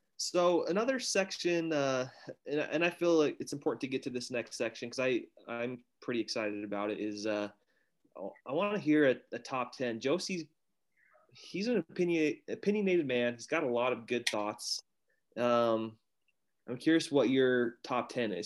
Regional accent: Utah, United States; also born or lived in southern Arizona; now in Arizona, United States; from Utah, currently living uh, in southern Arizona

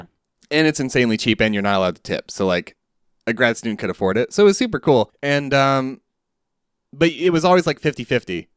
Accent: Southeast, United States; growing up in the Southeast

